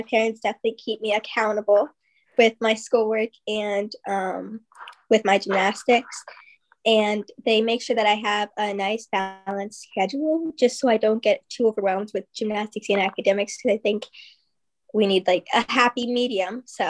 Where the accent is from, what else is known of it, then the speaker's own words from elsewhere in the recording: New Jersey, United States; now in Ohio, United States; New Jersey.